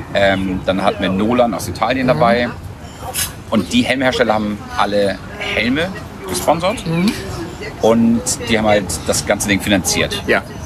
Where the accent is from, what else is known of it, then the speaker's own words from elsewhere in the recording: Hamburg, Germany; wir sind auf dem Land aufgewachsen. Mhm. Also Randgebiet, Ohlstedt, Dudenstedt, das ist eine ganz schöne Ecke außerhalb von Hamburg